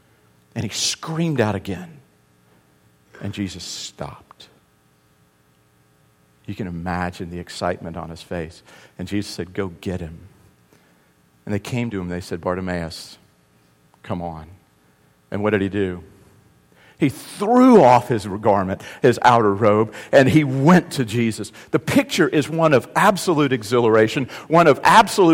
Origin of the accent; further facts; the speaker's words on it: the South, United States; also born or lived in North Carolina; the South, we're good about being polite, but not being really real.